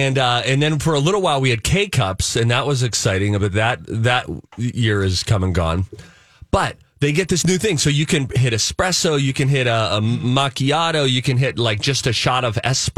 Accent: Pittsburgh, Pennsylvania, United States; Now, my family, we're Steeler fans from Pittsburgh.

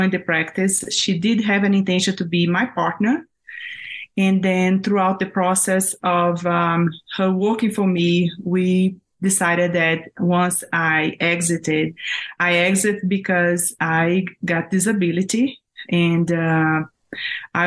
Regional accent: Brazil; moved away as an adult; now in Denver, United States; I am originally from Brazil. I was a dentist in Brazil, and then I moved to the U.S. to study

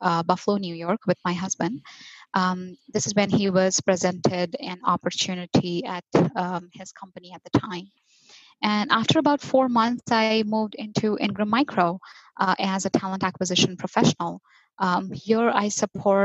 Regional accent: Mumbai, Maharashtra, India; moved away as an adult; now in United States; I was born and raised in Mumbai, India, and recently migrated to the United States

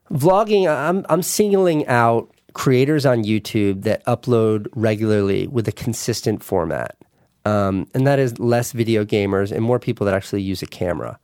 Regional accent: New York, United States; my hometown

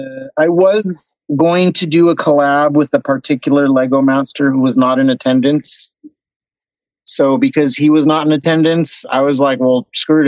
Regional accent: Los Angeles, California, United States; also born or lived in Georgia; Yeah, I'm from San Pedro.

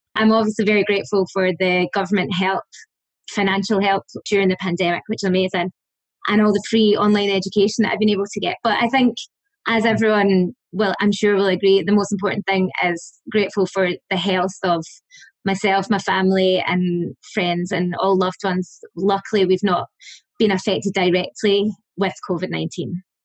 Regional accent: Scotland, United Kingdom; moved away as an adult; also born or lived in Australia / Dublin, Ireland; now in Ireland; I'm from Scotland.

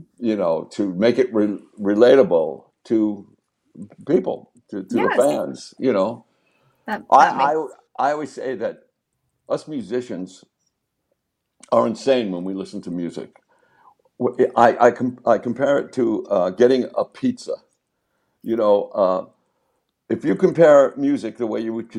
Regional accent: Long Island, New York, United States; growing up on Long Island

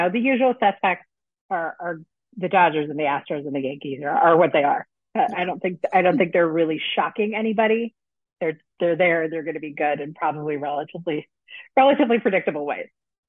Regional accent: United Kingdom; So I'm a Brit outside there.

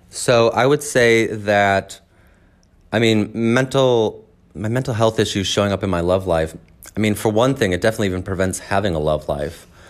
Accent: Edwardsville, Illinois, United States; I am from Southern Illinois in a town called Edwardsville

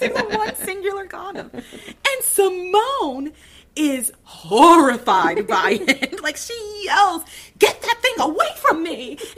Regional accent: the Bible Belt, United States; I grew up in the Bible Belt, too

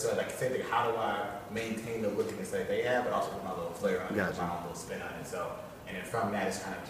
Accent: Chicago, Illinois, United States; moved away; also born or lived in Ohio; I was born in Chicago. Chicago, University of Chicago, West Side, Maxwell Street. That's when all the old school suit shops is. And I moved to Ohio

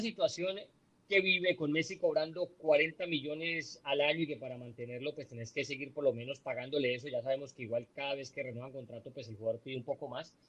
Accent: Colombia; now in United States; nosotros que somos inmigrantes moranos, que, somos colombianos y llevamos muchos años viviendo en Estados Unidos

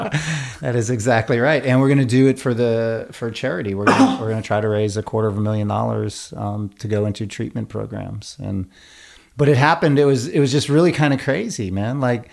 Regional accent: New York, United States; I am an Irish kid from New York

